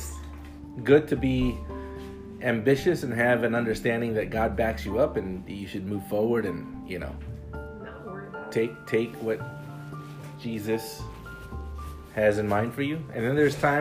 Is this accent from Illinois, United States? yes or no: yes; Chicago, Illinois, United States; I'm a brown guy growing up in the city of Chicago